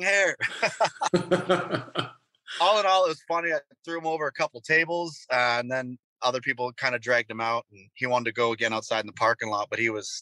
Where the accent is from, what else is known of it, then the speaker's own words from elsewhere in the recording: North Bay, Ontario, Canada; I played this bar in my hometown, North Bay, Ontario